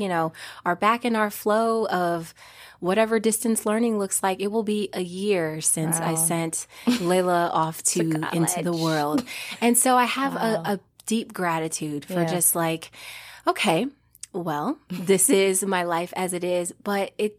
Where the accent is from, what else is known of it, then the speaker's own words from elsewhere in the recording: Omaha, Nebraska, United States; now in North Carolina, United States; me, my little self from Omaha, Nebraska, right? Yeah. Growing up in the Midwest